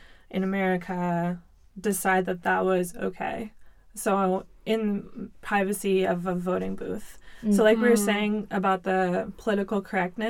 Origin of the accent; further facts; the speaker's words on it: Southern California, United States; moved away as an adult; also born or lived in New York City, United States; now in Beijing, China; I grew up in Southern California.